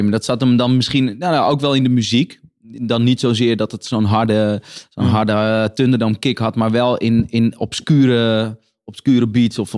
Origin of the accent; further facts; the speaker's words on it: Netherlands; accent: Hollands; Maar mijn, mijn accent die, Willem P. ja, die verklapt, niet, uh, verklapt wel gewoon een oer-Hollandse achtergrond.